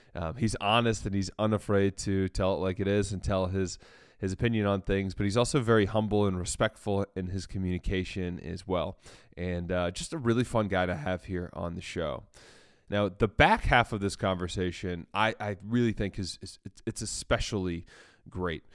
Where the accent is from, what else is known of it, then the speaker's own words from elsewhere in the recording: Chattanooga, Tennessee, United States; my hometown of Chattanooga